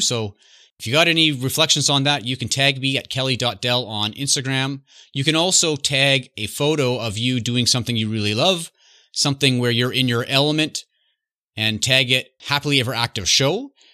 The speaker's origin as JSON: {"language": "English", "country": "Canada", "tie": "born or raised there", "said": "I'm growing up in Canada"}